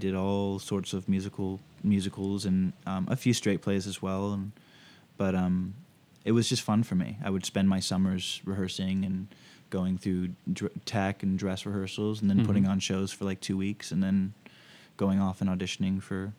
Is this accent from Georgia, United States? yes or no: yes; Suwanee, Georgia, United States; also born or lived in Baton Rouge / Austin / Providence; So I was born in Baton Rouge, but we only lived there for a few years, and then I moved to Georgia, an area called Suwanee, sort of like this suburb, and then Austin, Texas, Providence, Rhode Island, and then back to Georgia, actually.